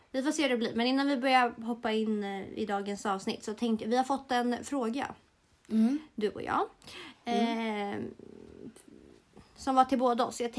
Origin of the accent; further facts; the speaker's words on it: Sweden; jag är svensk? Jag är svensk. Eh, min eh, mm. pappa är från Montenegro, eh, det vill säga Jugge.